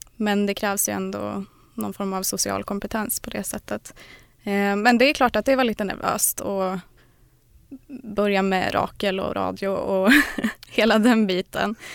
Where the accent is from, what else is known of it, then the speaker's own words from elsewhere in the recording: southern Norrland, Sweden; södra Norrland där jag kommer ifrån.